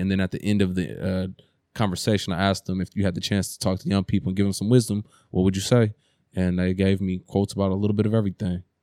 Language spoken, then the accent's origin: English; Oakland, California, United States; growing up in East Oakland